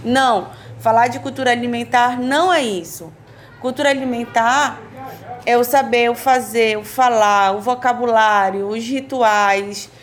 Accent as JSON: {"language": "Portuguese", "area": "Marajó", "region": "Pará", "country": "Brazil", "said": "venho do extremo norte do país, do povo originário Aruan Marajoara"}